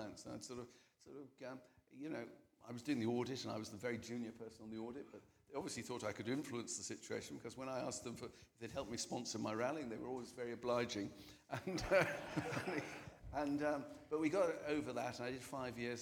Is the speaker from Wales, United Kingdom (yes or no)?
yes; North Wales, United Kingdom; when we came from North Wales